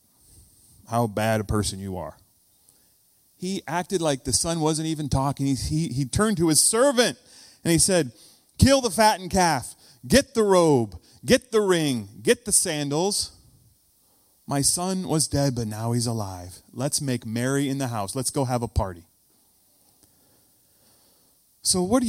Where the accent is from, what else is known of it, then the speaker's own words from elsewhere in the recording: United States; When you hear me say foyer instead of foyer, you know I'm from the States